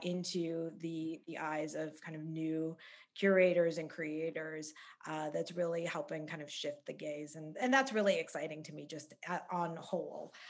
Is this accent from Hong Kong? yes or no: no; Calgary, Alberta, Canada; I grew up in Calgary